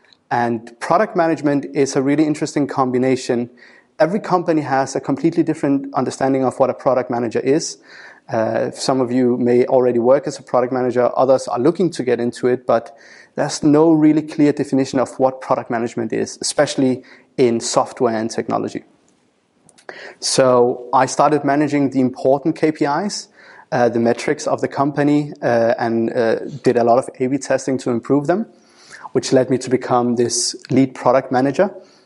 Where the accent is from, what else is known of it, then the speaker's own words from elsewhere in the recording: Denmark; moved away as an adult; now in United Kingdom; I moved away from Denmark, where I had grown up, and came over to the UK to work as a senior data analyst